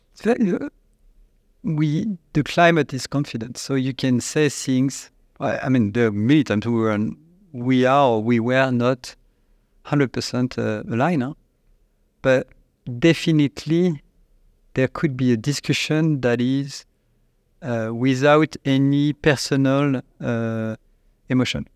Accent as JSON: {"language": "English", "town": "Annecy", "region": "Auvergne-Rhône-Alpes", "country": "France", "tie": "born or raised there", "also_born_or_lived": "China", "accent": "French", "second_language": "English"}